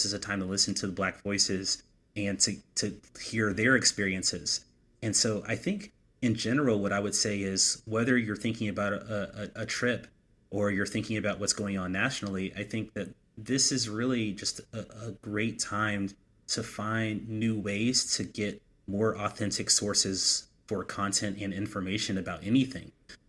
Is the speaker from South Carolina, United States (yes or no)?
yes; South Carolina, United States; also born or lived in Texas; what I grew up having when I was a kid growing up in South Carolina and Texas in the summer.